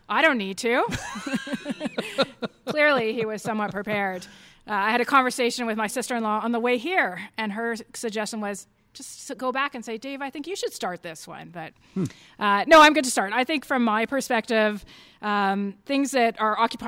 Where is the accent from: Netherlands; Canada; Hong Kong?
Canada; Winnipeg, Manitoba; moved away as an adult; also born or lived in Florida / Missouri / Maine; now in Calgary, Canada; I grew up in Winnipeg and went to University of Manitoba